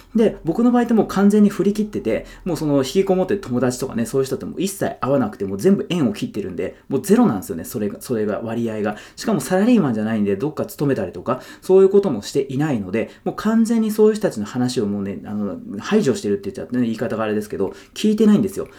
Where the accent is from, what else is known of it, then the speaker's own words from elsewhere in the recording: Yokohama, Kanagawa, Japan; 僕ずっと横浜に住んでて、で、地元が横浜で、今も横浜なんですけど